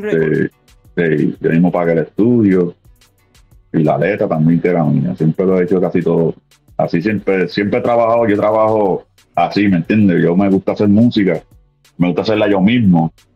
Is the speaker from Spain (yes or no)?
no; Puerto Rico; moved away as an adult; now in Philadelphia, United States; yo soy este puertorriqueño nacido este, original de Cagua, Cagua, Puerto Rico, me crié en Calle, soy de Calle